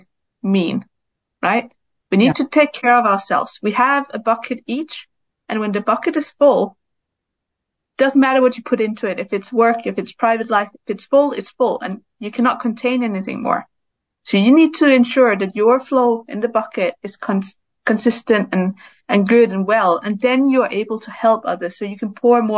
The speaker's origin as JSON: {"language": "English", "country": "Denmark", "tie": "born or raised there", "moved": "yes", "lives_now": "Brighton, United Kingdom", "said": "I live in Brighton, but I'm from Denmark and I grew up there"}